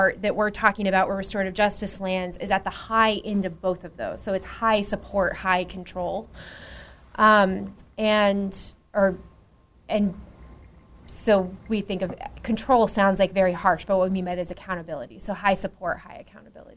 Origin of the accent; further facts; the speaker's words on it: Dallas, Texas, United States; I'm from Dallas